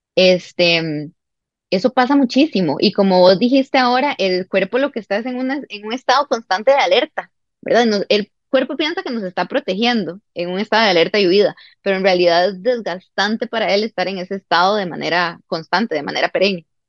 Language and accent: Spanish; Costa Rica; also born or lived in Santiago, Chile; volví a Costa Rica, ya habiendo terminado el bachillerato